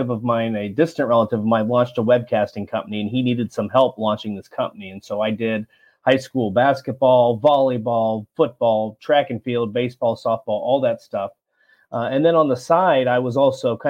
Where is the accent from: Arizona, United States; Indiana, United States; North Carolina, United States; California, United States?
Indiana, United States; Walton; moved away as an adult; also born or lived in Lafayette, Indiana / Orlando, Florida / Kennesaw, Georgia; now in Gainesville, United States; I grew up in a little town, little farming community called Walton, Indiana